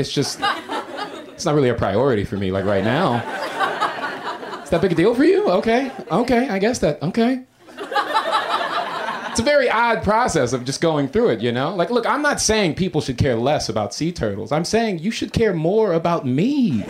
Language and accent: English; Florida, United States; now in Los Angeles, United States; But I moved here from Florida, okay? I'm not originally from L.A. I've been here for a year.